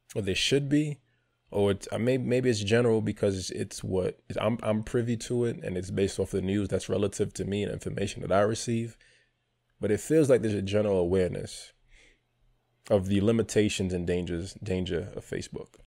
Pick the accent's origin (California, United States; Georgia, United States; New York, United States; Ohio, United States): New York, United States; New York City; moved away as an adult; also born or lived in Palm Bay, Florida; I grew up in New York City.